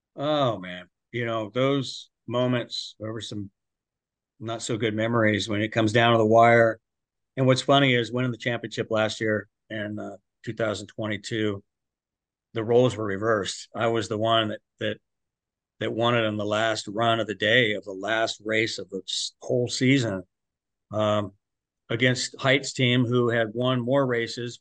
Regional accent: Santa Maria, California, United States; We grew up in Central California

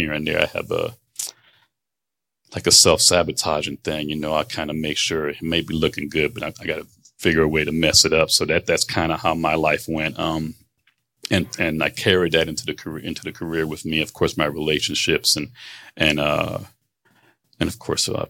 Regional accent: Florida, United States; also born or lived in Manhattan, New York / New Jersey; I was born in New York, in Manhattan, moved quickly to Jersey. You know, for my family moved to Jersey pretty quick, came down to Florida when I was nine.

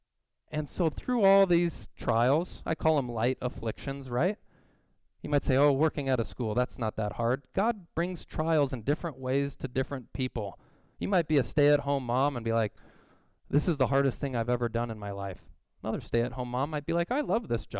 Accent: Southern California, United States; moved away; I grew up in Southern California

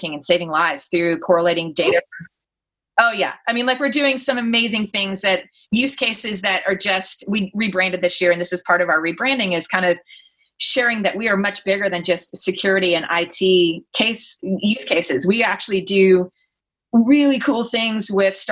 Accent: Texas, United States; accent: Texas accent; moved away as an adult; now in Silicon Valley, United States; being a Texan with a Southern accent and no MBA

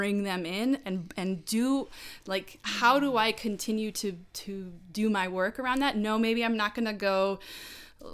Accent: United States; I grew up in America, in North America, in the United States

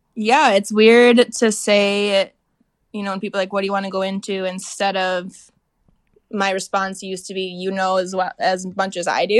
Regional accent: Little Falls, Minnesota, United States; moved away; also born or lived in Moorhead, Minnesota; I am from Little Falls, Minnesota

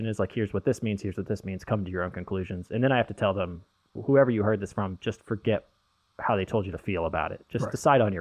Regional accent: Midland, Texas, United States; also born or lived in Dallas, Texas; growing up in Midland

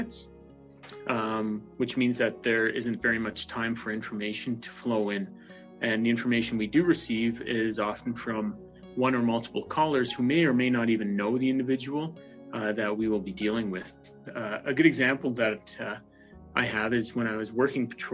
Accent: Ontario, Canada; now in Calgary, Canada; I'm originally from Ontario

